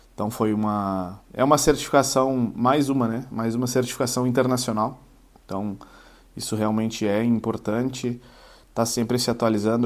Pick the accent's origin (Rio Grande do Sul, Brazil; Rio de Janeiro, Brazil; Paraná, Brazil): Rio Grande do Sul, Brazil; Uruguaiana; moved away; Uruguaiana, né? a minha cidade natal, onde nasci, cri... fui criado lá